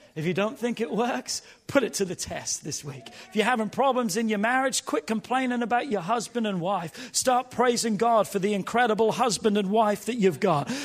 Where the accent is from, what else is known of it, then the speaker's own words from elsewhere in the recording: England, United Kingdom; now in United States; as a young boy growing up in England